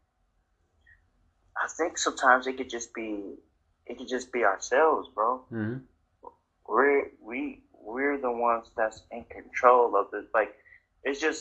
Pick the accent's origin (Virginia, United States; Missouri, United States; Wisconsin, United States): Wisconsin, United States; moved away as an adult; also born or lived in Iowa; now in Las Vegas, United States; I'm from Wisconsin